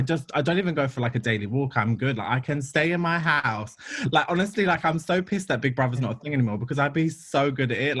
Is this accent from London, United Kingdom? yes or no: yes; London, United Kingdom; I grew up in London. I'm from Ladbroke Grove